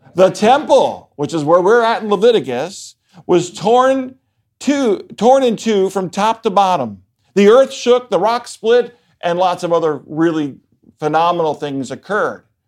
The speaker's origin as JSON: {"language": "English", "town": "Baltimore", "region": "Maryland", "country": "United States", "tie": "born or raised there", "moved": "yes", "said": "I am originally from Baltimore, Maryland"}